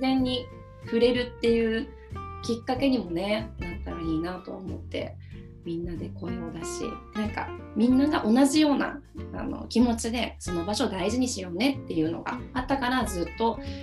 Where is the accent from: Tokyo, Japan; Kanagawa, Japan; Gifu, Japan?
Gifu, Japan; 実家の岐阜県の生まれ育ったそのお家の環境